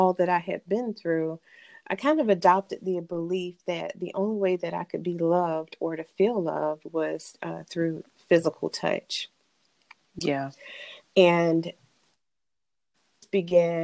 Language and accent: English; Bamberg County, South Carolina, United States; accent: country drawl; also born or lived in Olar, South Carolina; raised in a small county in South Carolina called Bamberg County. And I say Bamberg County because I started out in Bamberg, South Carolina. And then I moved to an even smaller town within the county called Oler, South Carolina.